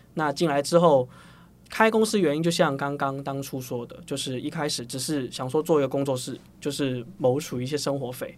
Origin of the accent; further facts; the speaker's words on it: Hong Kong; moved away as an adult; now in Taiwan; 我是香港人啦。对。那我是香港，生活十八年，然后就来台湾读大学，就中原大学